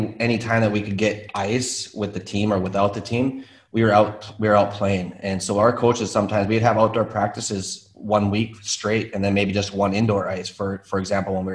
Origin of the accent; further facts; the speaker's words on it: Virginia, Minnesota, United States; I grew up in Minnesota. Yeah. I mean, I grew up in the north of Minnesota, the Iron Range, basically.